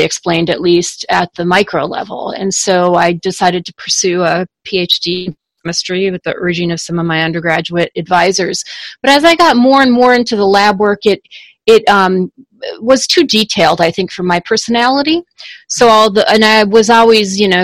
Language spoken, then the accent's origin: English; Minnesota, United States; moved away as an adult; also born or lived in Washington, D.C.; I wanted to move back to Minnesota, my home state